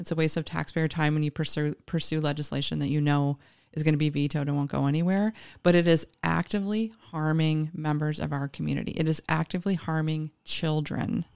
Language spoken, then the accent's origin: English; Green Bay, Wisconsin, United States; also born or lived in Philadelphia / Madison; now in Appleton, United States; I grew up in Green Bay.